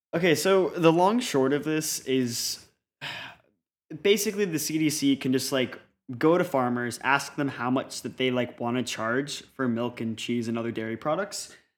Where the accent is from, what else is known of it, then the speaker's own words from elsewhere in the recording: Colorado, United States; I am from Colorado